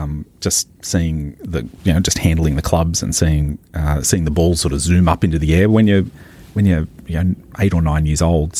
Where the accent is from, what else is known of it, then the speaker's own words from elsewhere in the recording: Maitland, New South Wales, Australia; I grew up playing golf in Maitland Golf Club in the Hunter Valley